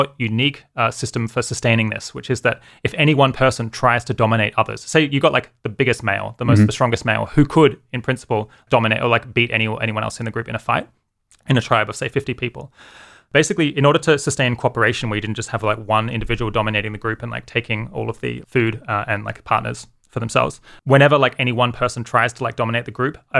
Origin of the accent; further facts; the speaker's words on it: Adelaide, South Australia, Australia; moved away as an adult; also born or lived in Oxford, United Kingdom; now in California, United States; grew up in Australia, lived there for, I guess, until I was 26, and then moved to the UK